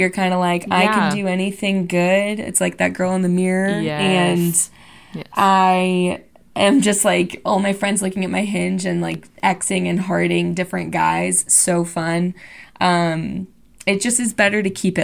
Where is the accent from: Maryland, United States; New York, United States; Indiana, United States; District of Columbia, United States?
Indiana, United States; I'm from Indiana